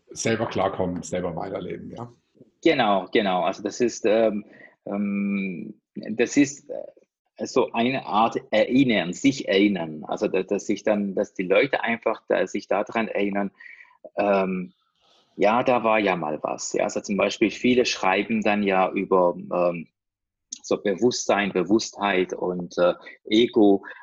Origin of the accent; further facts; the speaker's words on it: Iran; also ich komme äh, ja, aus dem Iran